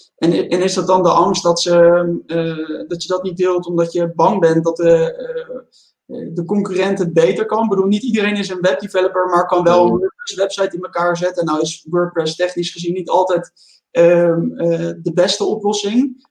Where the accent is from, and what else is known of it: Netherlands